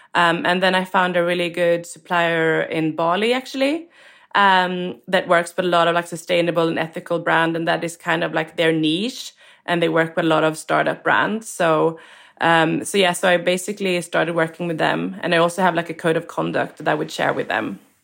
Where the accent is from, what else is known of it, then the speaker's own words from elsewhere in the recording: Sweden; moved away as an adult; also born or lived in London, United Kingdom; I was born and raised in Sweden